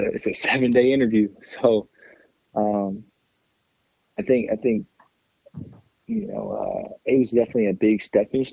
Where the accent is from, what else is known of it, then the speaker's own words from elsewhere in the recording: Fort Wayne, Indiana, United States; also born or lived in Tampa, Florida; I'm in Fort Wayne, so I'm in my hometown